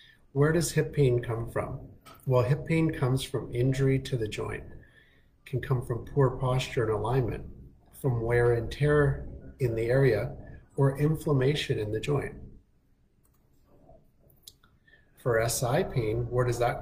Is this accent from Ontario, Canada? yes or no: no; Winnipeg, Manitoba, Canada; also born or lived in Toronto, Canada; now in Kelowna, Canada; originally I'm from Winnipeg and went to school in Toronto